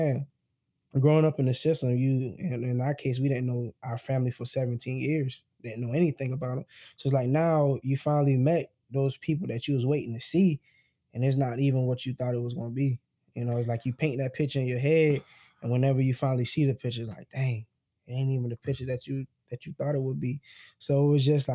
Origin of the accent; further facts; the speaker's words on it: South Carolina, United States; we're from South Carolina.